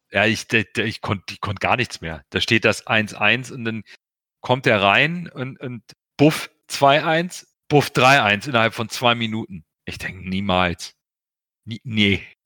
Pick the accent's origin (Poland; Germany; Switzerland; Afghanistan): Germany; Hamburg; also born or lived in Portugal; ich bin in Hamburg geboren